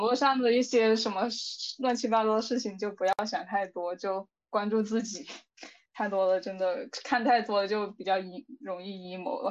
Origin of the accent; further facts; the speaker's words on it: southern China, China; 因为我是南方人嘛